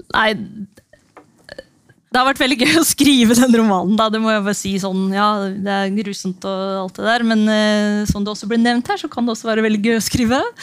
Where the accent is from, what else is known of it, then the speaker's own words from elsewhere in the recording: Notodden, Vestfold og Telemark, Norway; moved away; da jeg tok det radikale valget å flytte tilbake til eh, hjembyen min Notodden for fire år siden